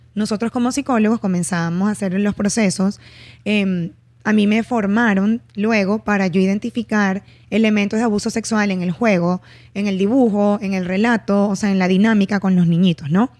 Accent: Barquisimeto, Lara, Venezuela; en mi ciudad, yo soy de Barquisimeto, no había psicología en ese entonces.

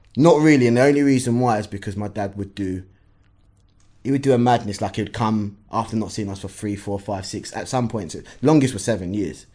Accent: London, United Kingdom; initially, Hackney

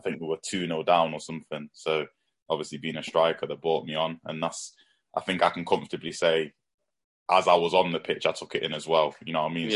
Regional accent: Nottingham, East Midlands, United Kingdom; I'm from Nottingham myself.

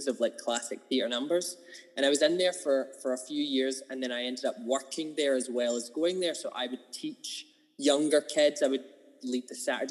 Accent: Kilmarnock, Scotland, United Kingdom; also born or lived in Glasgow; I'm originally from Kilmarnock. I was born there. Grew up... basically, I moved house when I was like 9 or 10. So at 9-ish, I moved out into the countryside

